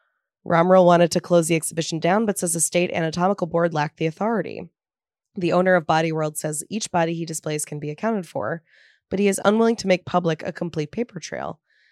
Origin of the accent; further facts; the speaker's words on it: tri-state area, United States; I grew up in the Tri-State area.